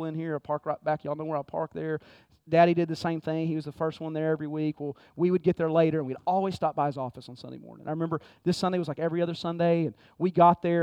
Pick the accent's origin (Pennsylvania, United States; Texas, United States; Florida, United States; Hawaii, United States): Texas, United States; moved away; I grew up in Texas, man, and my dad was my hero